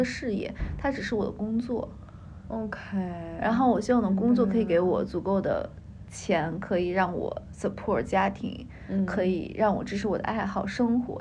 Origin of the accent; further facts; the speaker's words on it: Beijing, China; 我小的时候也是在这部分长大的